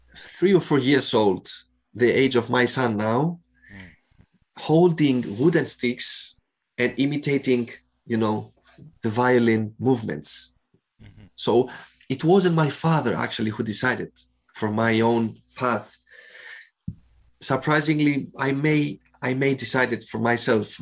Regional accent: Cyprus; moved away as an adult; also born or lived in Athens, Greece / Rotterdam, Netherlands; I grew I grew up in Cyprus, where I am now as well.

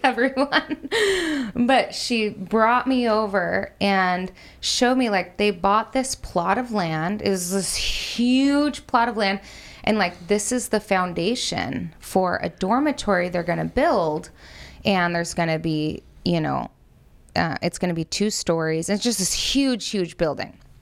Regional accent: United States; I'm white and I'm American

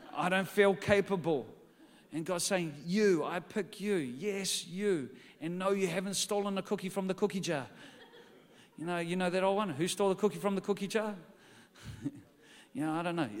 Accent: New Zealand; I'm from New Zealand.

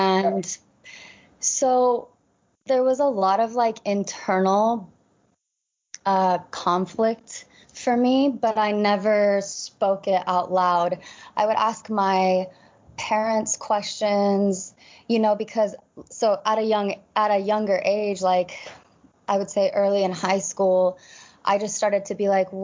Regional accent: Gilbert, Arizona, United States; moved away as an adult; I grew up in the East Valley, Arizona, so a little mini Utah

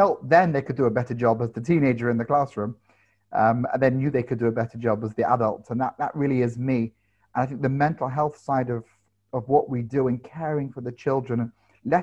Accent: London, United Kingdom; I grew up in London

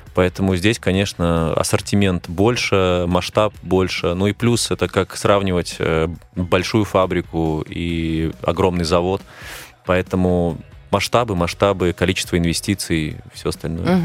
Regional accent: Belarus; moved away as an adult; now in Moscow, Russia; именно у меня на родине

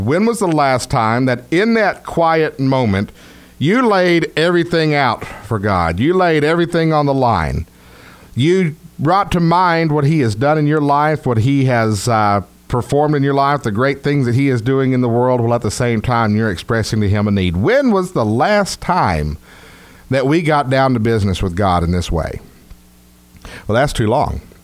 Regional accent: Texas, United States; accent: Texas; my Texas accent

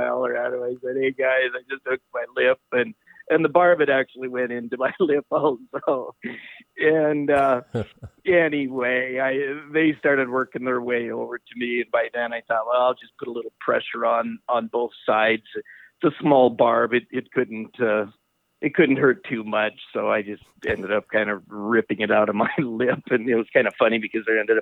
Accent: Washington, United States; I grew up in Washington, and so I'm pretty much a diehard Seahawk

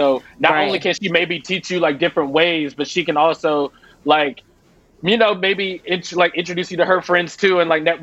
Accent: Chapel Hill, North Carolina, United States; moved away; I'm from Chapel Hill

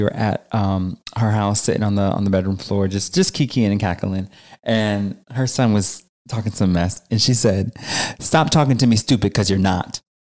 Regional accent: Jamaica; But I'm Jamaican

